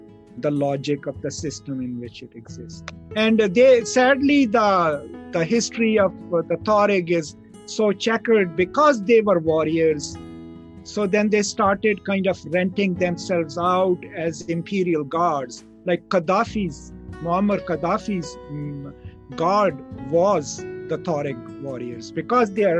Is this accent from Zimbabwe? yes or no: no; Pakistan; where I come from Pakistan